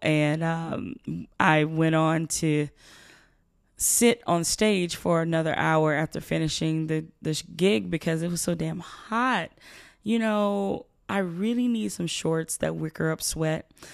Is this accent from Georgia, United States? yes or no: yes; South Georgia, United States; I'm from South Georgia